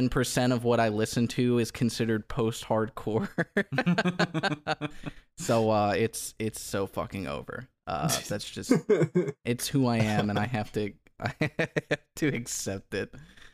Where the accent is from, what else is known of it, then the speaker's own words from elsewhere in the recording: Alexandria, Kentucky, United States; They're from where I grew up in Kentucky, Alexandria, Kentucky.